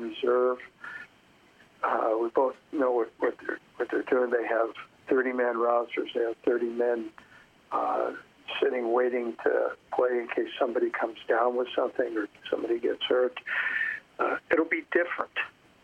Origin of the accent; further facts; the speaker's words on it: Los Angeles, California, United States; also born or lived in New York; I grew up in Los Angeles. So I'm really an L.A. guy.